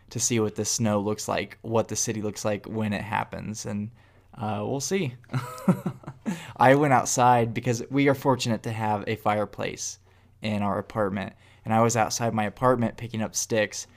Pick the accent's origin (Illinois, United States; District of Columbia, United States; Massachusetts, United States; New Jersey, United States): Illinois, United States; now in Atlanta, United States; I'm from Illinois